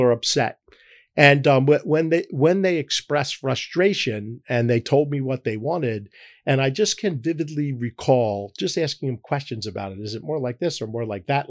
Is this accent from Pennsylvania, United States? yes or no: yes; Philadelphia, Pennsylvania, United States; I'm a Philadelphian. I was born here